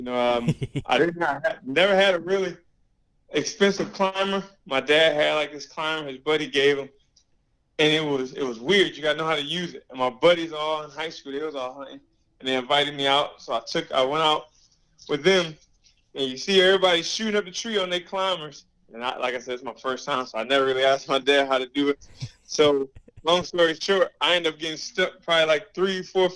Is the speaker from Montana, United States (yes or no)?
no; Illinois, United States; moved away as an adult; now in New Jersey, United States; I'm not from New Jersey. I'm from Illinois. I'm a Midwest boy.